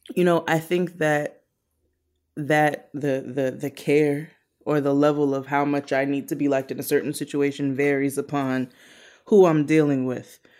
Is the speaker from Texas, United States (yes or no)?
no; New York City, New York, United States; I'm, I'm from Brooklyn